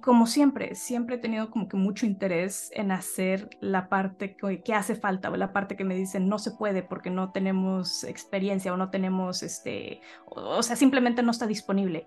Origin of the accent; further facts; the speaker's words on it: Monterrey, Nuevo León, Mexico; soy, de Monterrey también